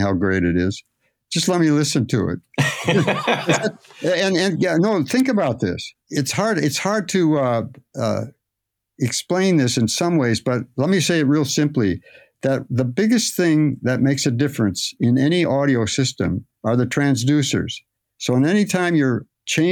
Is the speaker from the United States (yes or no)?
yes; Phoenix, Arizona, United States; I was raised in Phoenix